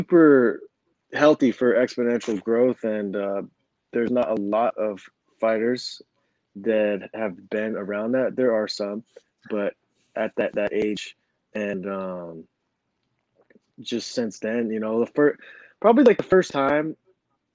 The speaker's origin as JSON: {"language": "English", "region": "Southern California", "country": "United States", "tie": "born or raised there", "said": "SoCal is a great place for, it's a mecca of like a jiu-jitsu. There's a lot of good training gyms and stuff. So growing up there"}